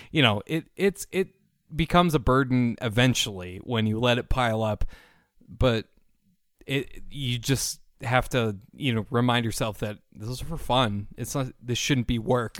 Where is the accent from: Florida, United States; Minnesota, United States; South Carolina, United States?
Minnesota, United States; Saint Paul; I am from Saint Paul, Minnesota